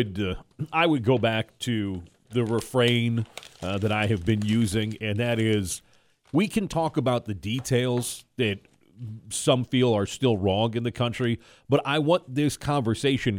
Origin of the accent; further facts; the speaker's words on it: Missouri, United States; moved away; my home state of Missouri